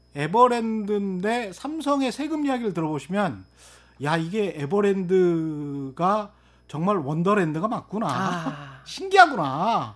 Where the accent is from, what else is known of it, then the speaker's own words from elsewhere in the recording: Yeosu, South Jeolla, South Korea; 제 고향인 요수에도 땅이 있고요